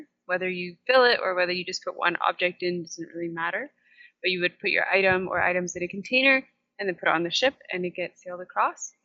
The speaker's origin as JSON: {"language": "English", "town": "Kingston", "region": "Ontario", "country": "Canada", "tie": "born or raised there", "moved": "yes", "lives_now": "Costa Rica", "said": "I was born just north of Kingston, Ontario, in Canada, and that is also where I grew up"}